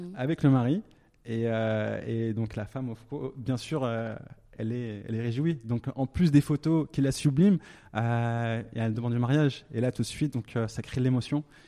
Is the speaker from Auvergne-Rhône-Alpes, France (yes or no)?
yes; Thonon-les-Bains, Auvergne-Rhône-Alpes, France; moved away as an adult; also born or lived in Lyon; now in Dubai, United Arab Emirates; je suis né en France, à Tonon-les-Bains, en Haute-Savoie